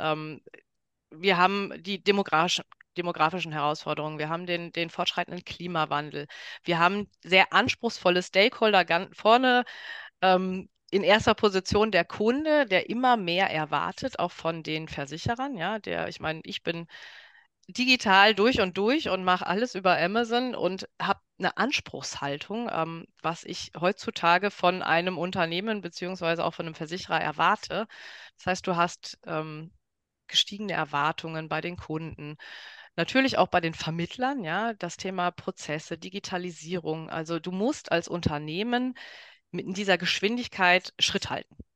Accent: Ruhr area, North Rhine-Westphalia, Germany; moved away; also born or lived in Dortmund; ich komme aus dem Ruhrpott

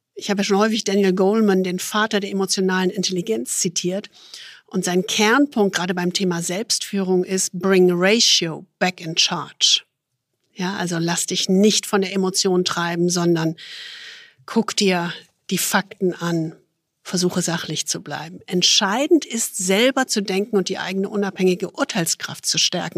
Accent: Düsseldorf, North Rhine-Westphalia, Germany; Ich als Düsseldorferin

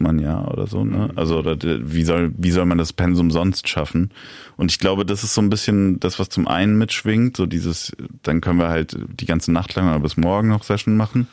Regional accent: Darmstadt, Hesse, Germany; now in Berlin, Germany; wo ich aufgewachsen bin in Darmstadt

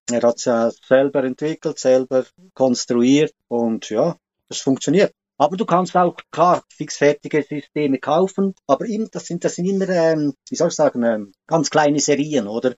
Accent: Switzerland; bei uns in der Schweiz

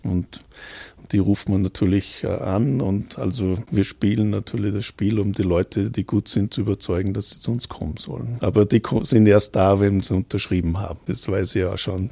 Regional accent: Gurten, Upper Austria, Austria; moved away as an adult; also born or lived in Toronto, Canada / Vienna, Austria / Braunschweig, Germany; mein Dorfverein, wo ich herkomme, die Union Gurten

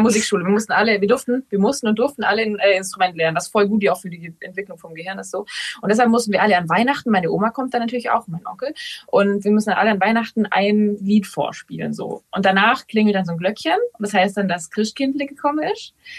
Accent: Ravensburg, Baden-Württemberg, Germany; now in Berlin, Germany; dieses Ravensburg, dieses Haus, wo ich aufgewachsen bin, das ist mein Zuhause

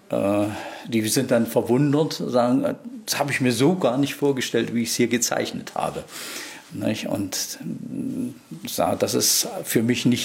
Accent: East Germany, Germany; Ich bin ja praktisch äh, in Ostdeutschland äh, groß geworden.

